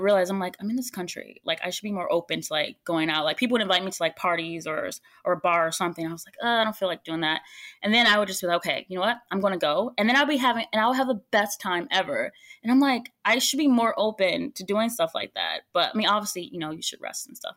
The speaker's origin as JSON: {"language": "English", "country": "United States", "said": "I'm American"}